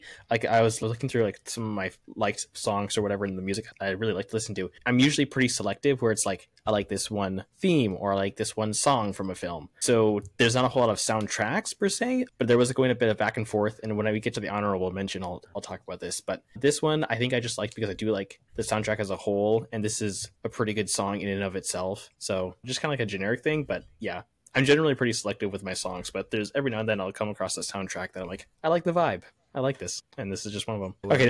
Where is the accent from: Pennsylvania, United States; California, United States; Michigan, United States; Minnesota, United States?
Minnesota, United States; I'm from Minnesota, man. I know how to do that accent.